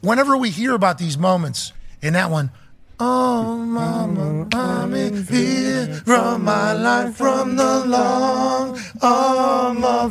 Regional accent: Pittsburgh, Pennsylvania, United States; I'm from Pittsburgh

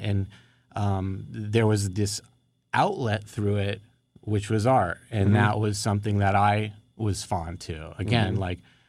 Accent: Woodland Hills, California, United States; I grew up in Woodland Hills in the San Fernando Valley. And I grew up on the south side of Ventura Boulevard.

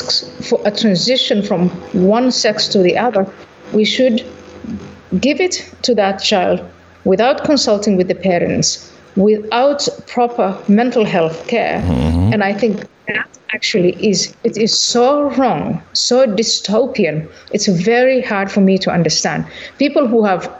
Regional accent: Somalia; moved away; also born or lived in Netherlands; I was born in Somalia

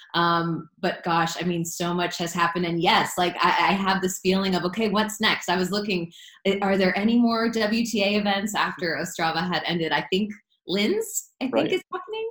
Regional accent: South Florida, United States; Growing up in South Florida

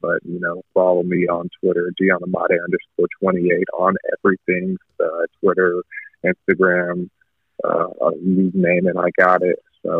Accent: Rowlett, Texas, United States; was born and raised in Dallas, Texas, Rowlett, Texas, to be exact. My parents are two immigrants from Nigeria, so that's me, Nigeria, to be exact on that one.

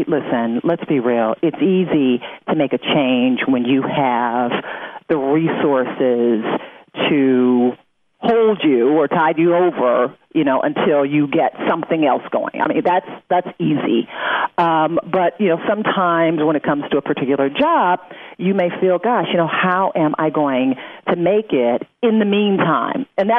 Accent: Detroit, Michigan, United States; it was in my hometown of Detroit, so I definitely wanted to be a part of it.

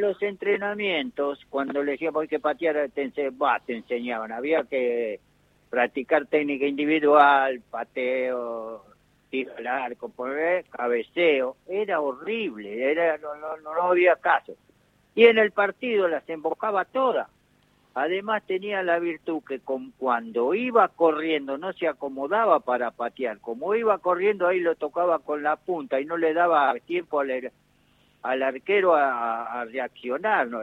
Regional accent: Argentina; somos los argentinos

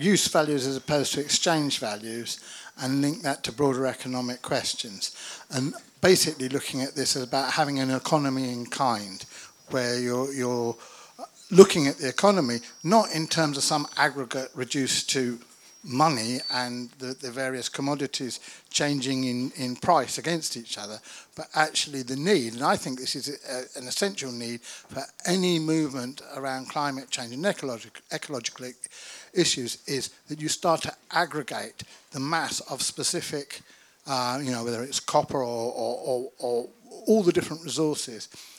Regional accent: Isle of Dogs, London, United Kingdom; from the Isle of Dogs.

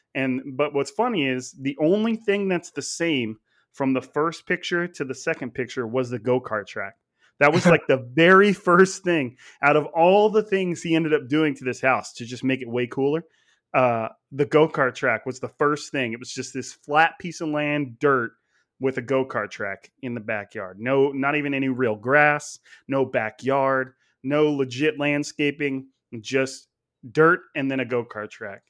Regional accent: Clovis, California, United States; I actually grew up in Clovis, which is a, a suburb of Fresno, but it's all in Fresno County

